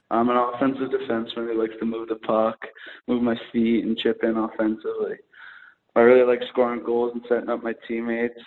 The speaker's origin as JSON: {"language": "English", "town": "Lacombe", "region": "Alberta", "country": "Canada", "said": "I know it's a small town, but that's all right. I'm from Lacombe, so I'm used to that."}